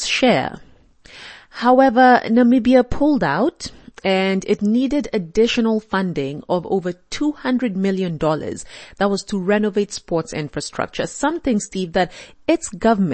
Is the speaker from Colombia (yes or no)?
no; Kenya; I'm Kenyan